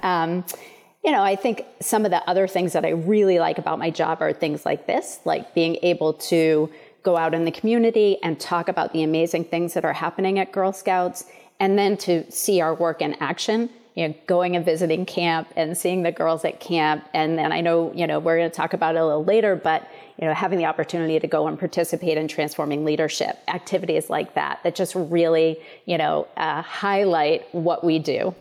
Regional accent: Portland, Maine, United States; also born or lived in Chicago; I'm a true Mainer. I was born and raised in Maine.

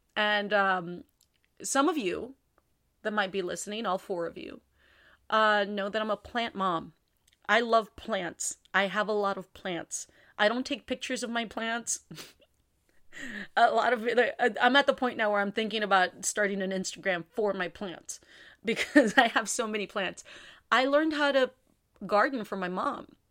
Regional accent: San Juan, Texas, United States; my hometown, San Juan

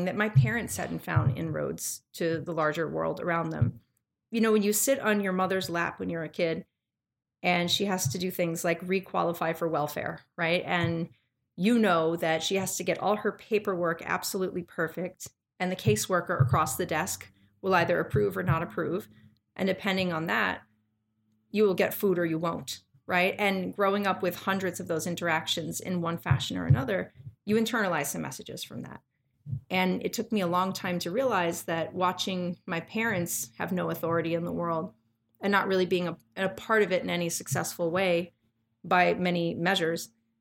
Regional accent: New York City, New York, United States; now in Memphis, United States; I was born in the Bronx. I was raised by parents

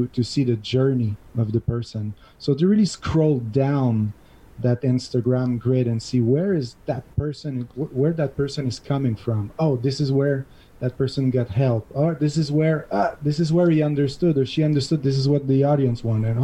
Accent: Montreal, Quebec, Canada; now in Catalonia, Spain; I'm from Montreal originally. This is where my $2 accent is coming from

